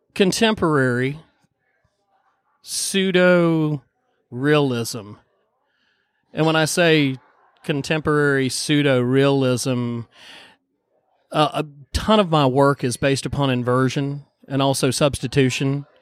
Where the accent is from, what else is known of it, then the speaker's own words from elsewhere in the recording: Boone, North Carolina, United States; I grew, I grew, up in Boone, born and raised in Boone, North Carolina